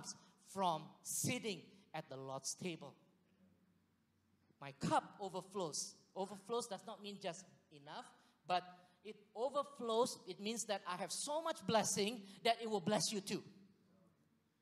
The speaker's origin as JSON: {"language": "English", "country": "Singapore", "tie": "born or raised there", "moved": "yes", "said": "I was from Singapore"}